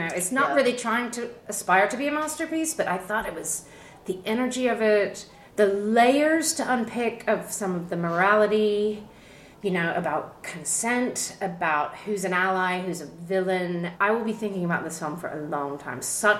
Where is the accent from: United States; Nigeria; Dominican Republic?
United States; moved away; I grew up in the States